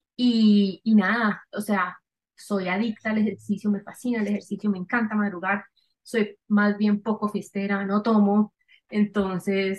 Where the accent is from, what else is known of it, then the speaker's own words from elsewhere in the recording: Cali, Valle del Cauca, Colombia; yo soy caleña